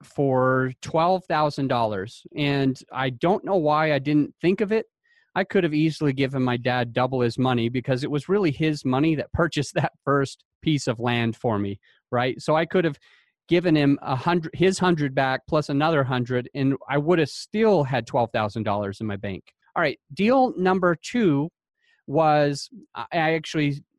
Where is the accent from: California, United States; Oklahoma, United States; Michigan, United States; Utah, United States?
Utah, United States; I grew up in Utah.